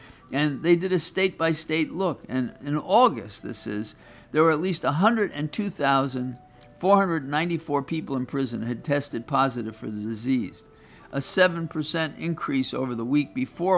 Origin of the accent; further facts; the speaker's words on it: New York, United States; I'm from New York